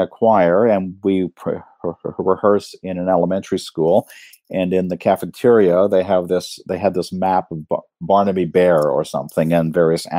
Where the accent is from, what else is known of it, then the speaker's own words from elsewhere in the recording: Canada; moved away as an adult; also born or lived in United States / Cambridge, United Kingdom; now in Reading, United Kingdom; I'm a Canadian